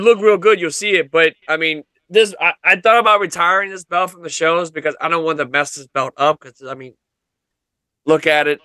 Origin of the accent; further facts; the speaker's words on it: Louisiana, United States; one of my all-time favorite gaming franchises was shot in my home state